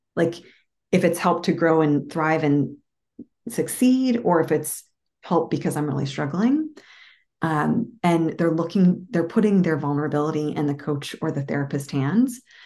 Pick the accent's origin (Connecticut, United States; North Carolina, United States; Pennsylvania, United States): Pennsylvania, United States; Moon Township; now in outside Washington, D.C., United States; I grew up in a town called Moon Township, like the moon in the sky.